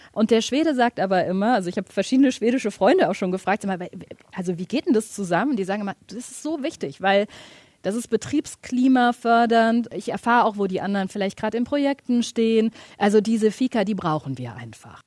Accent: Hamburg, Germany; moved away; also born or lived in Scandinavia (likely Finland); ich komme ursprünglich aus Hamburg

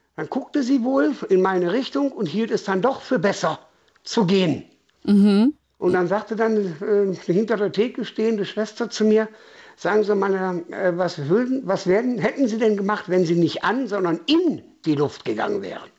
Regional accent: Essen, North Rhine-Westphalia, Germany; now in Bautzen, Germany; ich komme nicht aus Sachsen, ich komme mitten aus dem Ruhrpott.

